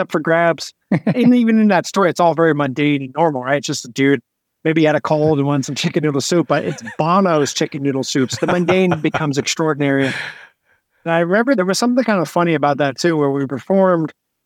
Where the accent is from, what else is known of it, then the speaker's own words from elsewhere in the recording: New Jersey, United States; Growing up in New Jersey